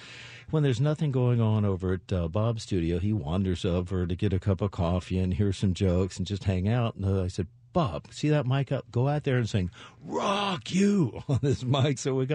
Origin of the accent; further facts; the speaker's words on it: Canada; So being Canadian, as most Canadians are, very humble